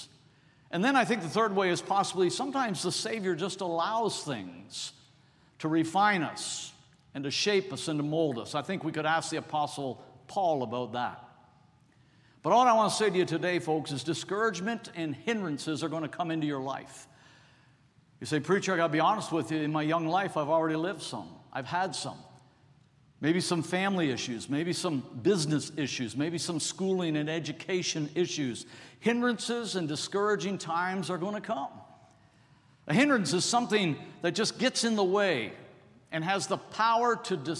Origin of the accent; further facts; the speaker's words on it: Toronto, Ontario, Canada; now in United States; I was born and raised in Toronto